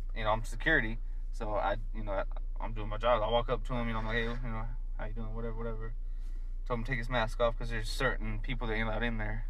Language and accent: English; Fort Myers, Florida, United States; moved away as an adult; also born or lived in Hazlehurst, Georgia; I was raised in South Florida, Fort Myers, until I was 18.